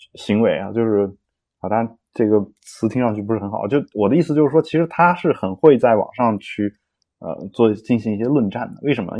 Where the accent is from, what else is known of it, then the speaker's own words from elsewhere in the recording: China; 我们都中国人嘛